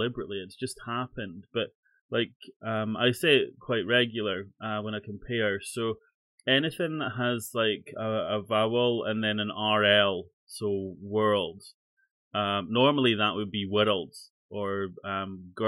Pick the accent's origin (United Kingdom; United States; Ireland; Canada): United Kingdom; Scotland; I'm Scottish